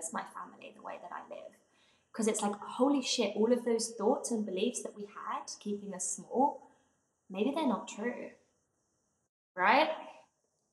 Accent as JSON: {"language": "English", "region": "England", "country": "United Kingdom", "tie": "born or raised there", "said": "my home growing up in England"}